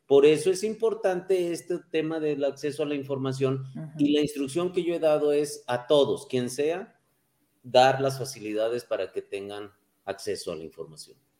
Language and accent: Spanish; Fresnillo, Zacatecas, Mexico; creo en Fresnillo, porque soy de Fresnillo